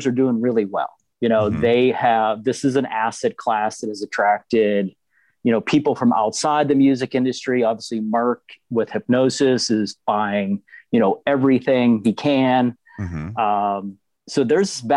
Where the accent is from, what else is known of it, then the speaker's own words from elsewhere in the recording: Pittsburgh, Pennsylvania, United States; I'm born and raised in Pittsburgh, Pennsylvania